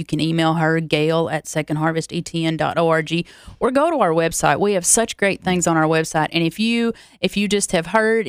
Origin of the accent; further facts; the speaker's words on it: Loretta, Tennessee, United States; My hometown is 12 miles from the Alabama border, but I am solely a Tennessee girl, born and raised Tennessee.